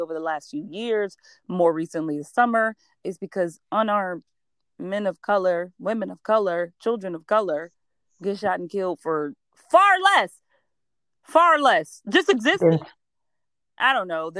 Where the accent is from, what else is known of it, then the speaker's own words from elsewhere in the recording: Georgia, United States; I'm from Georgia